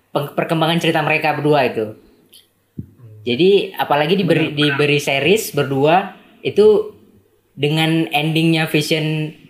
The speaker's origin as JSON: {"language": "Indonesian", "region": "Aceh", "country": "Indonesia", "said": "asalnya dari Aceh, masih mahasiswa, mahasiswa ilmu komunikasi."}